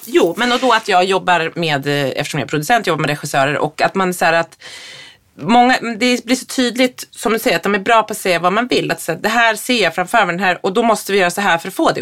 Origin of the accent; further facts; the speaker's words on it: Härnösand, Västernorrland County, Sweden; moved away; I Härnösand, när man på 80-talet gick i skolan, då hade man en mat mattant